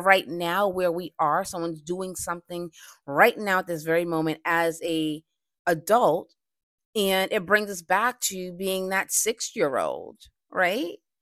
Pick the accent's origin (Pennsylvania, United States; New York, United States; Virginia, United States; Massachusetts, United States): Massachusetts, United States; Boston; I recently did a, um, stress seminar in Boston, my hometown